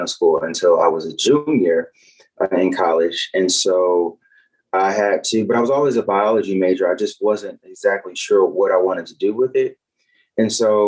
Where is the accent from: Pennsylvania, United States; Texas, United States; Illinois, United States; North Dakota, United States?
Illinois, United States; Chicago; moved away as an adult; also born or lived in Nashville, Tennessee; I am from Chicago, Illinois, born and raised